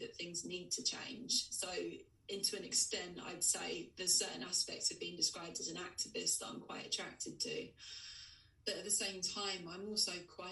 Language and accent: English; Essex, East of England, United Kingdom; I grew up in Essex, and like lad culture was really kind of quite big in the 90s and early 2000s